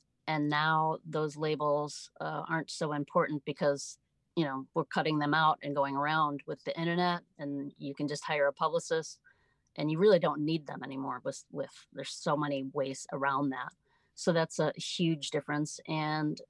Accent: Chicago, Illinois, United States; moved away as an adult; also born or lived in South Florida; I grew up in the Midwest, the Chicago okay. area

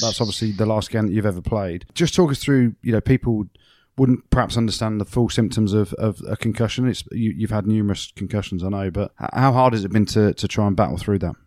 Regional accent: England, United Kingdom; I'm English

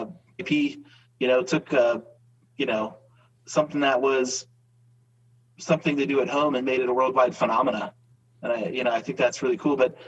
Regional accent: Cincinnati, Ohio, United States; moved away as an adult; also born or lived in Utah / Colorado; came back home to my hometown, Cincinnati

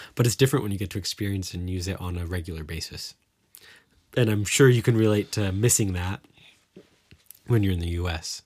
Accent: Cincinnati, Ohio, United States; moved away as an adult; now in Germany; growing up in the Cincinnati area or in the Midwest

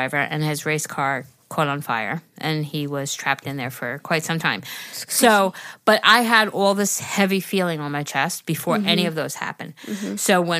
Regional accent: Massachusetts, United States; I am from Massachusetts.

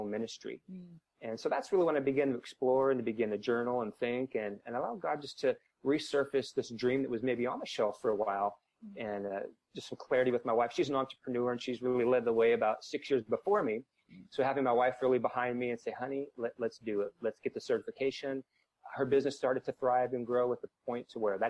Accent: Washington, United States; moved away as an adult; also born or lived in Southern California; now in St. Louis, United States; Washington is where I started, my home state

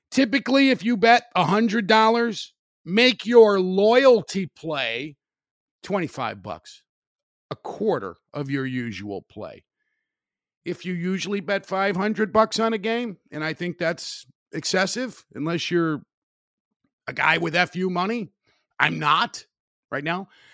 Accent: Highland, Indiana, United States; Wicker Park in Highland, Indiana, my hometown.

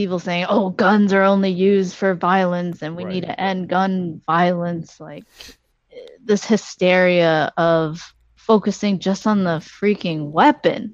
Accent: Washington, United States; I come from Washington

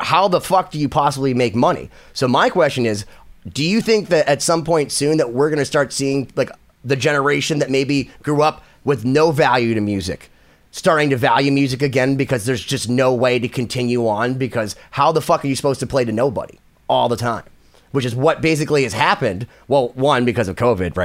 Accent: Boston, Massachusetts, United States; I'm from Boston

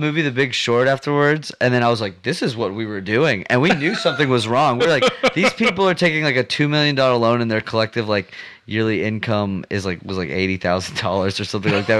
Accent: Texas, United States; I'm born and raised in Texas. My parents are actually from like Detroit in the Midwest.

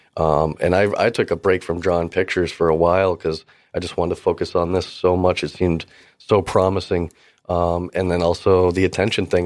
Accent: Gloucester, Massachusetts, United States; I'm actually from Cape Ann, Massachusetts, from Gloucester area.

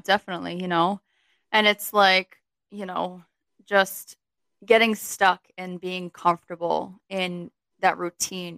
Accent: Connecticut, United States; moved away as an adult; also born or lived in Virginia; now in New York, United States; As soon as I finished college, like that next month, I moved from Connecticut to Virginia

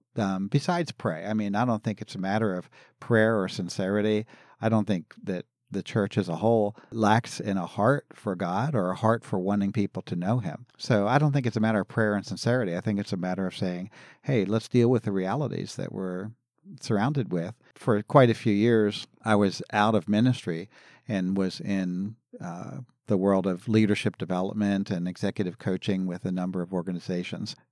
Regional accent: Philadelphia, Pennsylvania, United States; I grew up in Philadelphia, the Philadelphia area

